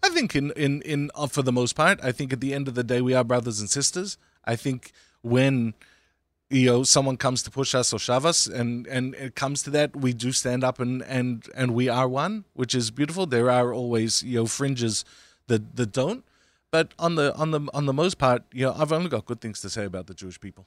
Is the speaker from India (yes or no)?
no; Australia; now in United States; I grew up in Australia